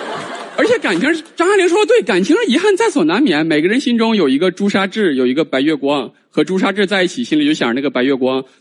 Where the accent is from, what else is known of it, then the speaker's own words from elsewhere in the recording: China; 我们中国人